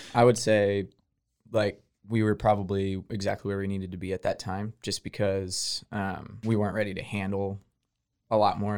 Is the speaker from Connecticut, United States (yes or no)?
no; Houston, Texas, United States; moved away; I'm from Texas. I'm from Houston originally